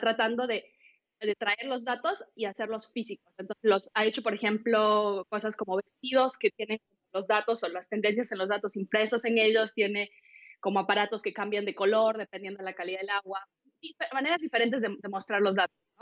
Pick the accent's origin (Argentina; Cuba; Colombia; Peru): Peru; moved away; soy peruana